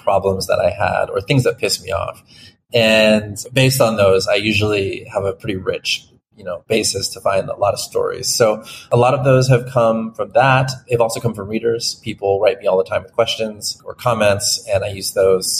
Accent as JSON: {"language": "English", "region": "Florida", "country": "United States", "tie": "born or raised there", "moved": "yes", "said": "I grew up there"}